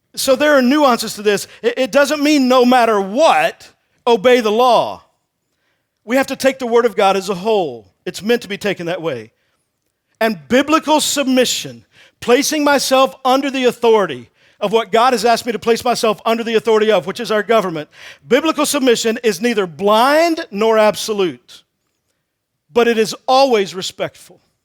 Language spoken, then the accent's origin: English; Texas, United States; moved away; I'm originally from Texas